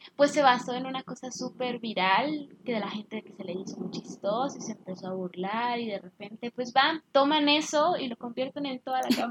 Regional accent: Mexico; como mexicanos

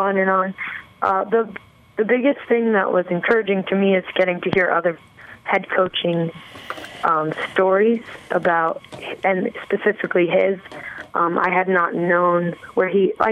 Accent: New Jersey, United States; I grew up in New Jersey

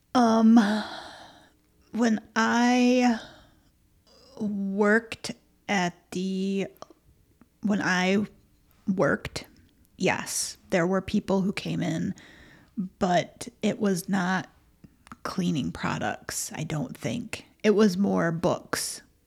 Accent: Michigan, United States; we're so from Michigan.

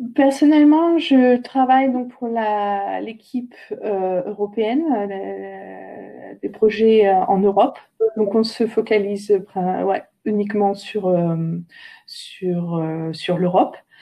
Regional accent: Saint-Hilaire-Saint-Mesmin, Centre-Val de Loire, France; moved away; je viens de Saint-Hilaire-Saint-Mémin à côté d'Orléans

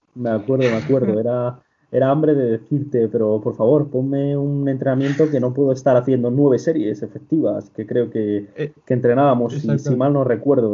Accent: Castile and León, Spain; also born or lived in Salamanca; yo vengo de un pobrecillo de apenas 100 personas de la comarca de Ávila

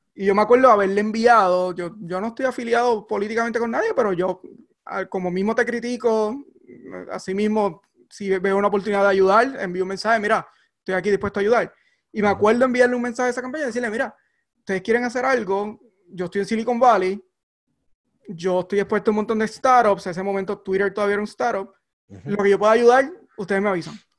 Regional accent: Barranquitas, Puerto Rico; moved away as an adult; now in Alameda, United States; crecí en, en, en Barranquita, un pueblo pequeño, rural

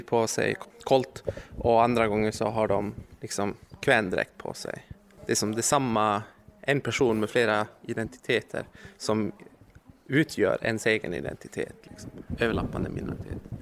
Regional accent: Luleå, Norrbotten County, Sweden; Jag kommer från Luleå

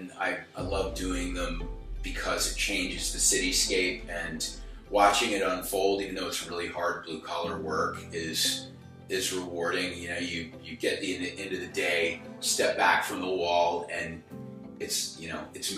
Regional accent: South Carolina, United States; I'm from South Carolina

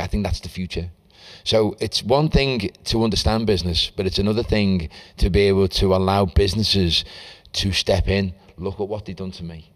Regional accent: Liverpool, North West England, United Kingdom; I grew up in Walton Youth Centre. I was there all the time

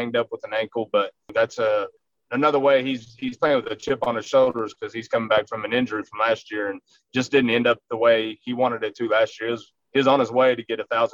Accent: Rankin, Texas, United States; I grew up in Rankin

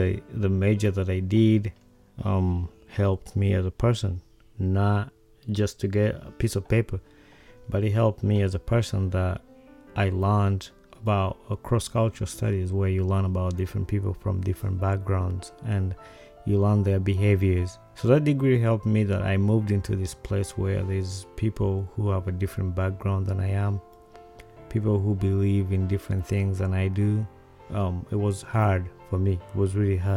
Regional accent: Uganda; Growing up in Uganda

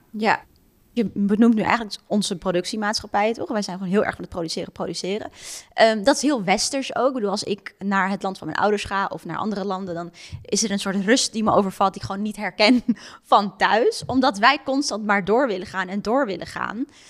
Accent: Netherlands; wij denk ik ook als Nederlanders zijnde

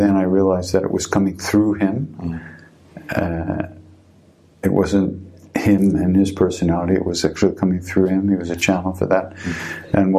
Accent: Long Island, New York, United States; I grew up on Long Island, and not much is real there

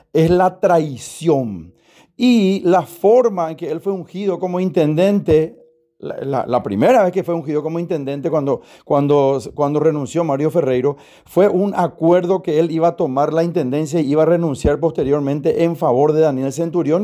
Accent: Paraguay; a nosotros como paraguayos

